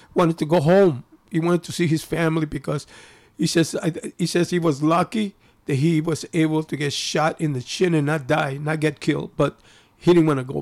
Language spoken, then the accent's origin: English; Chicago, Illinois, United States; also born or lived in Japan; I grew up in Pilsen, in a very peaceful neighborhood at that time